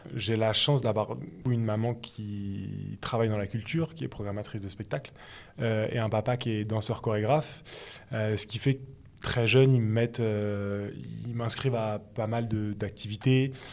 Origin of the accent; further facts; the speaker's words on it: Torcy, Île-de-France, France; also born or lived in Paris / Noisiel; Je viens de banlieue parisienne, de Seine-et-Marne exactement, donc mhm. euh, dans le 77